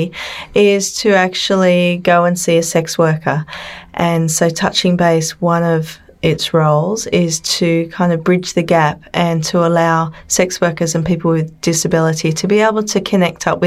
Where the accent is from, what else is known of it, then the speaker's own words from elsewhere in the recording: Sydney, New South Wales, Australia; I come from Australia, from Sydney